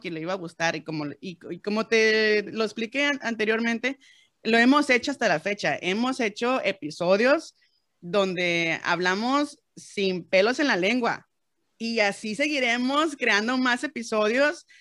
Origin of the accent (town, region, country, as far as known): Mexico